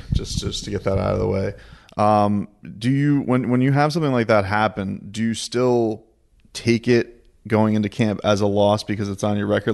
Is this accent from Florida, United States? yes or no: yes; Deerfield Beach, Florida, United States; We're at Sanford M M A in Deerfield Beach, my hometown